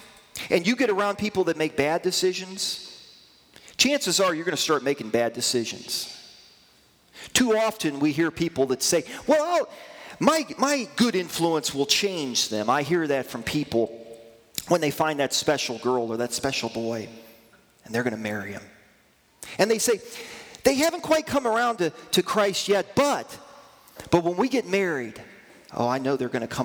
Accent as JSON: {"language": "English", "country": "United States", "said": "I'm an American"}